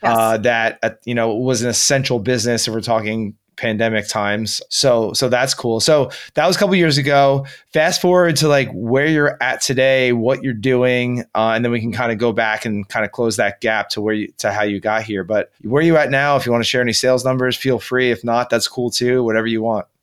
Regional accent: New Jersey, United States; my home state right here in New Jersey

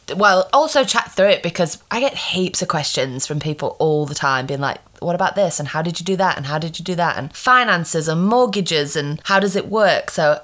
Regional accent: Sheffield, Yorkshire and the Humber, United Kingdom; moved away as an adult; also born or lived in Eckington / Australia; now in New Zealand; So we're from, yeah, so I'm from Sheffield, which is a huge city, but we lived in a village. My dad moved to the other side of the city, which is where his mom, which is where he grew up. So my dad was from Hillsborough.

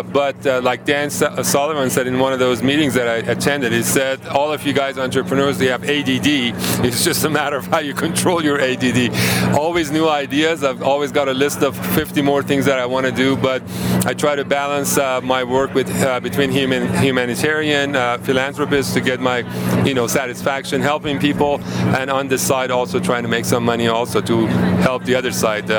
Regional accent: Iran; moved away as an adult; also born or lived in Oregon / California; now in United States; Absolutely. I'm originally from Iran. I was 18 years old when I came to the United States in 1975.

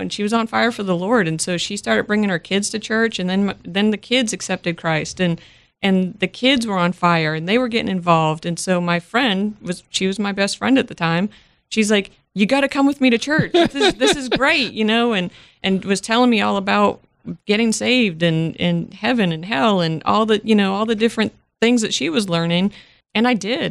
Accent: Worcester, Massachusetts, United States; moved away; I am originally from Massachusetts, not necessarily Boston, but I am from the Worcester area

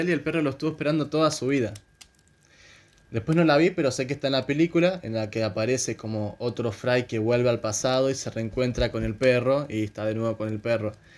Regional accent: Argentina; soy argentino.

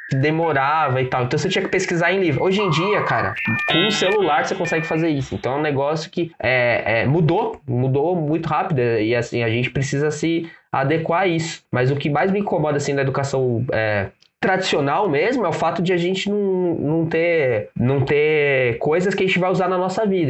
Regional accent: São Paulo, Brazil; sou da Zona Leste aqui em, aqui em São Paulo

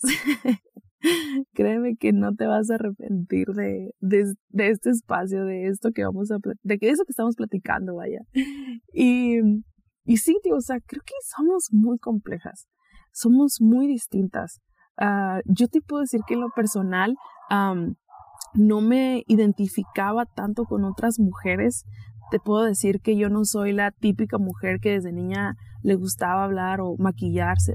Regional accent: Mexicali, Baja California, Mexico; now in Guadalajara, Mexico; pronto me voy a estar mudando a mi natal Mexicali

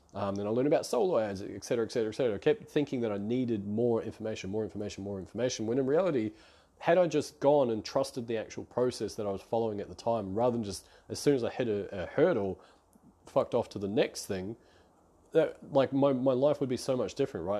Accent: New Zealand; moved away as an adult; now in Melbourne, Australia; I'm based out of Melbourne, Australia. I come from New Zealand

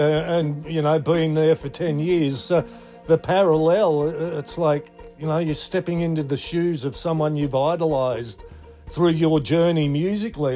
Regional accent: Australia; I'm second generation Aussie with Shetland heritage

